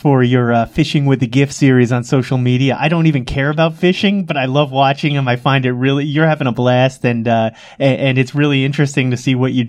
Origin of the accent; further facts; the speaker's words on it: Long Island, New York, United States; I grew up on Long Island